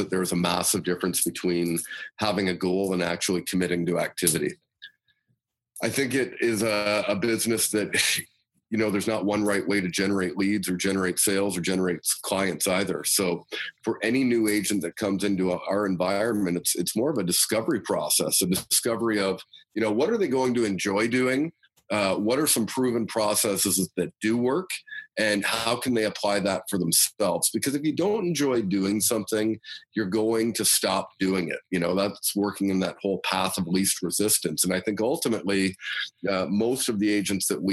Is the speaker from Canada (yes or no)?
yes; London, Ontario, Canada; I was born and raised in London, Ontario. Grew up here, went to high school here, university here